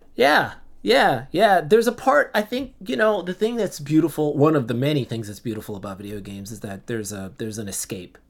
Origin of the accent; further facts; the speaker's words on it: Central Islip, New York, United States; I was born and raised in New York